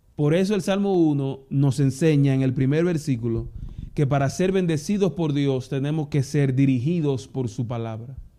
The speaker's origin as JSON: {"language": "Spanish", "country": "Dominican Republic", "moved": "yes", "said": "aquí en Dominicana"}